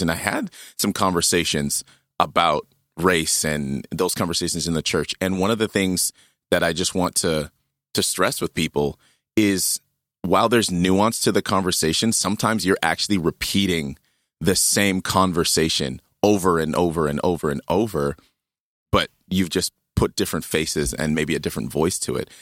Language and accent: English; Saskatchewan, Canada; Growing up in, in Saskatchewan